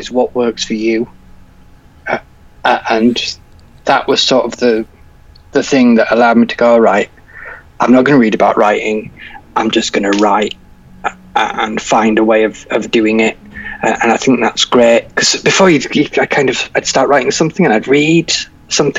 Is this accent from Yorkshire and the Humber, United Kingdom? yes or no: yes; Yorkshire and the Humber, United Kingdom; I'm from Yorkshire